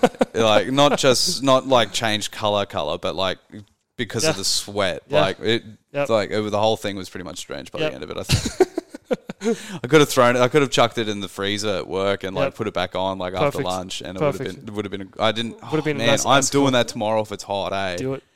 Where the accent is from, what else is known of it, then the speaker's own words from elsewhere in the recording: Australia; I'm Australian.